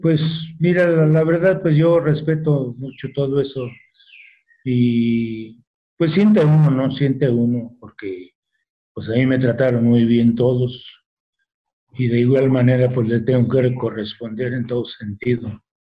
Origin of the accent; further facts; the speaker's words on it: Numarán, Michoacán, Mexico; moved away; also born or lived in Mexico City; ahí me desarrollé la gran parte de mi vida